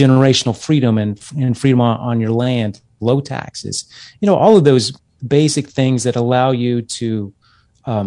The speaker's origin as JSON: {"language": "English", "region": "Texas", "country": "United States", "tie": "born or raised there", "moved": "as an adult", "said": "I grew up in Texas"}